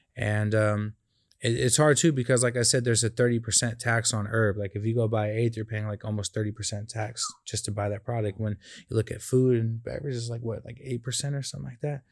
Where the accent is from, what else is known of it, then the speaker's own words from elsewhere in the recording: California, United States; I'm from Cali